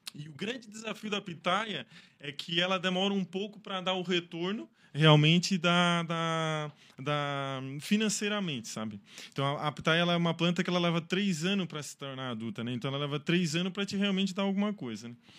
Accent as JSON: {"language": "Portuguese", "town": "Içara", "region": "Santa Catarina", "country": "Brazil", "tie": "born or raised there", "said": "moro na Isara, cresci na Isara, sou isarense"}